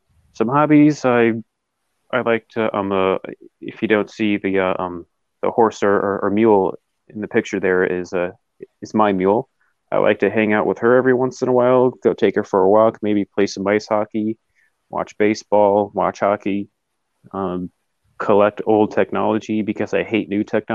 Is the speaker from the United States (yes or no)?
no; Russia; born there; No, I'm Russian. I was born in Russia.